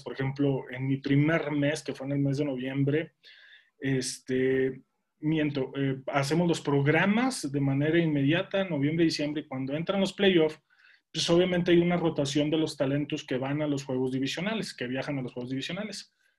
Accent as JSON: {"language": "Spanish", "country": "Mexico", "also_born_or_lived": "Monterrey", "said": "yo soy de México"}